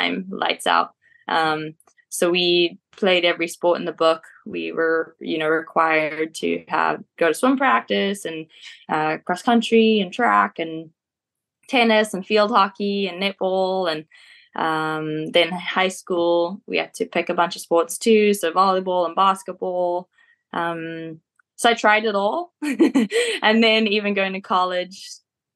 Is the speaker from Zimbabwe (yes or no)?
yes; Beatrice, Mashonaland East, Zimbabwe; also born or lived in Marondera, Zimbabwe; now in South Africa; born and raised in Zimbabwe, in a tiny little town called Beatrice